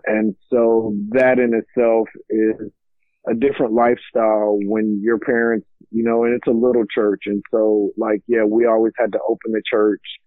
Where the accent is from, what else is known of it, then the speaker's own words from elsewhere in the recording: Lockhart, Texas, United States; also born or lived in San Antonio, Texas; now in Mansfield, United States; I grew up in Lockhart, Texas